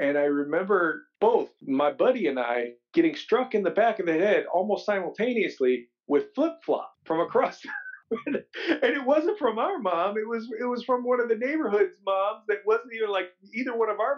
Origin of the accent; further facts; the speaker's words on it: Ohio, United States; I grew up in Ohio